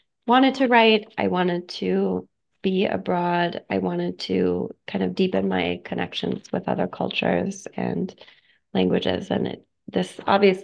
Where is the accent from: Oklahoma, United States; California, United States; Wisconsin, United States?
Oklahoma, United States; I grew up in Oklahoma in a monolingual environment